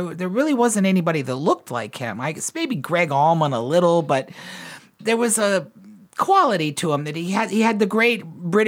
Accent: the South, United States; I grew up in the South too. You start working really young down here

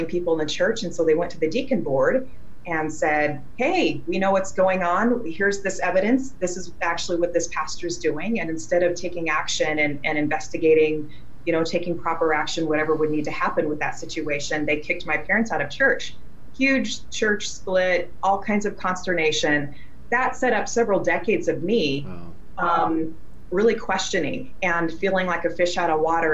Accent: Wyoming, United States; also born or lived in Eureka, Missouri / southern Missouri; now in Missouri, United States; I grew up in Wyoming on a ranch setting at the base of a mountain

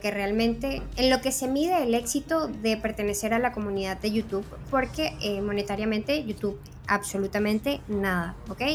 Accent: Venezuela; moved away as an adult; now in Spain; soy una fotógrafa venezolana tengo dos años viviendo en España

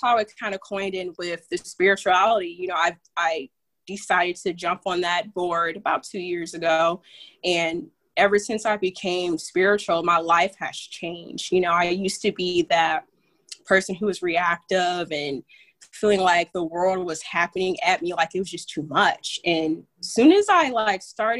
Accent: Fort Wayne, Indiana, United States; I'm from good old Indiana. Well, Fort Wayne to be exact.

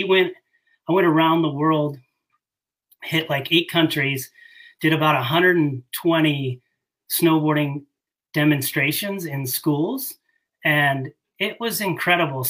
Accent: Bay Area, California, United States; I grew up in the Bay Area of California, grew up going to Tahoe

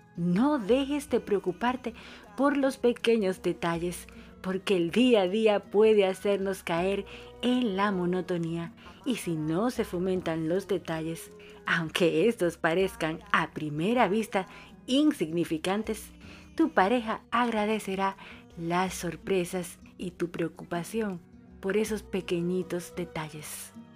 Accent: Dominican Republic; now in Buenos Aires, Argentina; una dominicana en Argentina y la dominicana más argentina de la bolita del mundo

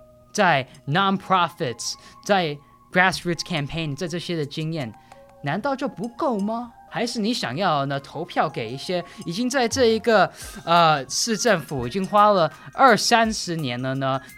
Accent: New York City, New York, United States; 我是纽约出生长大的。

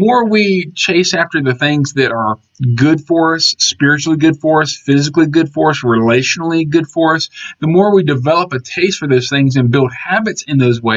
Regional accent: Georgia, United States; I grew up in Georgia

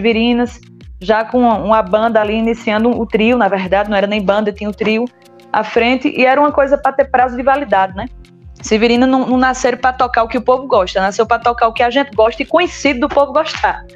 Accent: São José do Egito, Pernambuco, Brazil; Eu sou de São José do Egito

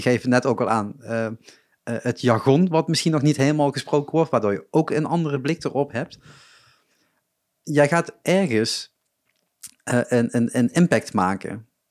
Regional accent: Limburg, Netherlands; Ik kom uit Limburg

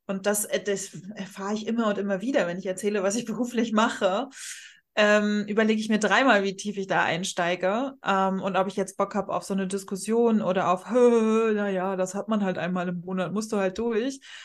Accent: Rostock, Mecklenburg-Vorpommern, Germany; ich gerade in meiner Heimatstadt in Rostock

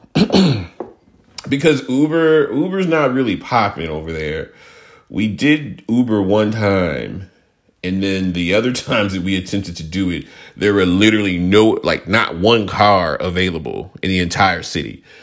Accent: Houston, Texas, United States; I grew up in Houston

